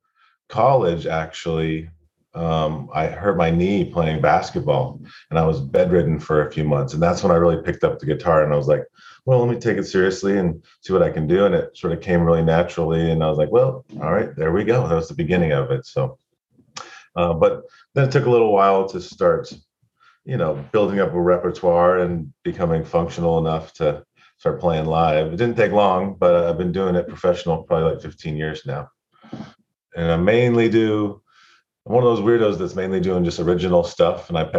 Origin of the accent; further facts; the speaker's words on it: California, United States; also born or lived in Bay Area; I was from Lake Tahoe